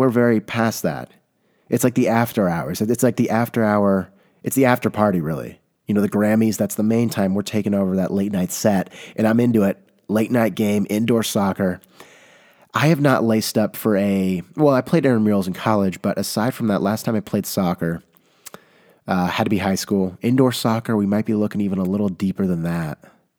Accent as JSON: {"language": "English", "region": "California", "country": "United States", "said": "I can say that I'm from the Bay Area. Not many, you know, people can do that, but it's a hot commodity all of a sudden."}